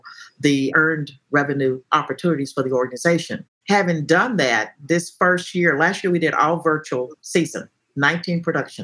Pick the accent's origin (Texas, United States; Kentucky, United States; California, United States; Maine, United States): Texas, United States; being a Texan